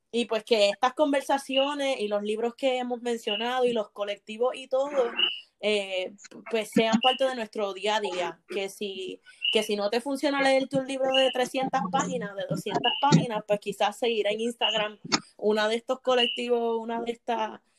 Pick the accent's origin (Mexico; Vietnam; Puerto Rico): Puerto Rico; de la relación entre Puerto Rico y Estados Unidos, de cómo como puertorriqueños tratamos a nuestros hermanos dominicanos cuando viven entre